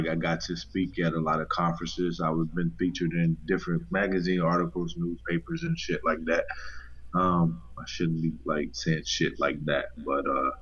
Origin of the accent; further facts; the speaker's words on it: North Carolina, United States; moved away as an adult; also born or lived in DC, Maryland, Virginia area; now in DMV area, United States; Born and raised in North Carolina. Moved to this area, DMV area, like 5 years ago